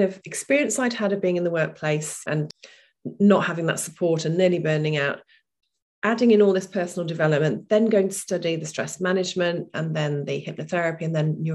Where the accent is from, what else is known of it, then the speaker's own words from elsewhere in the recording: Lincoln, East Midlands, United Kingdom; I came back to my hometown, which was Lincoln at the time